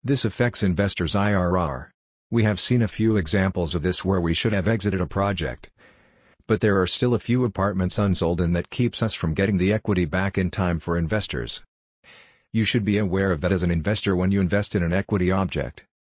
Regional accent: Tallinn, Harju County, Estonia; Take Tallinn for example. Because it is my hometown, I know that 5,000 people or 1% of the population move here every year.

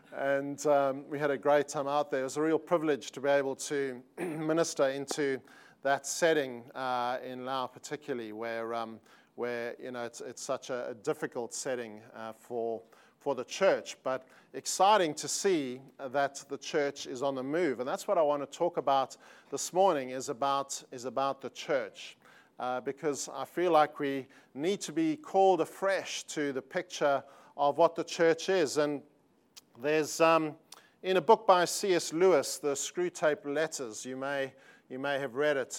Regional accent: South Africa; accent: South African; moved away as an adult; now in Sydney, Australia; although we live in Australia and have lived there for twenty-one years, uh, we are South African.

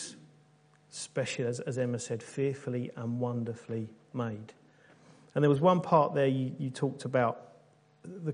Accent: United Kingdom; being good British people

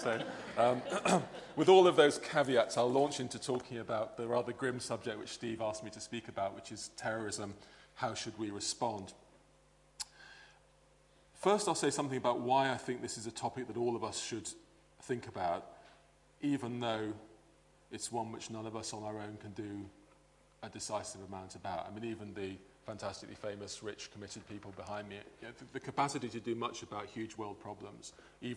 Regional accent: England, United Kingdom; also born or lived in Belfast, Northern Ireland; I was born here, and although I grew up in England, used to come on holiday every year to Northern Ireland

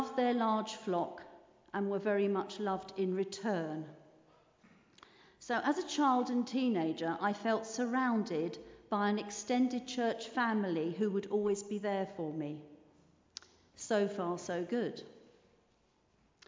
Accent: London, United Kingdom; also born or lived in Heathrow area; I was born in London, where my dad and mum worked for the London City Mission in a very deprived area. When I was 3, Dad became a Baptist minister, firstly at a church near Heathrow Airport, where we stayed until I was 10, and then in North London, where we stayed until I was a young adult

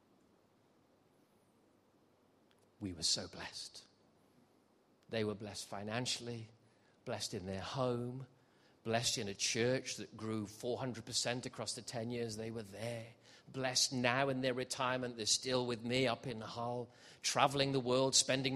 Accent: Gibraltar; also born or lived in South Wales; I was born in South Wales, so I'm a Welshman. I should talk like this, really. Went up a hill and came down a mountain, boy. Oh, that's how I should talk, but I don't. I left when I was seven, and I grew up in Gibraltar, southern Spain.

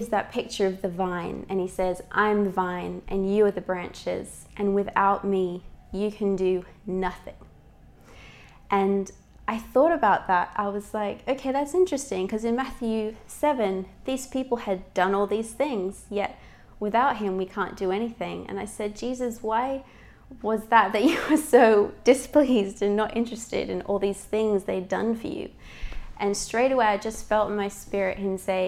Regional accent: Australia; moved away; I'm Australian, if you ever wonder about my accent.

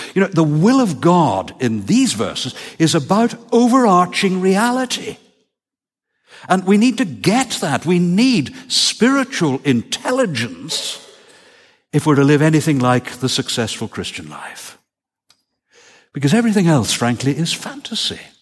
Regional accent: Northern Ireland, United Kingdom; moved away; ask me about growing up in Northern Ireland

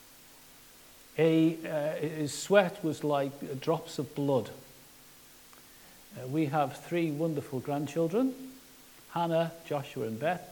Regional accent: Liverpool, North West England, United Kingdom; I'm from Liverpool.

